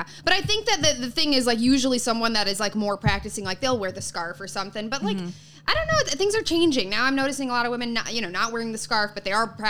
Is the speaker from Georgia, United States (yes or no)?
no; Chicago, Illinois, United States; now in New York, United States; Suburbs of Chicago.